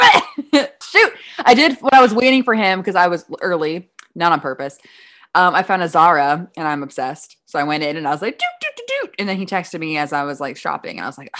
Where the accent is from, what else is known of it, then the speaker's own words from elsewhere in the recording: Midwest, United States; I'm from the Midwest.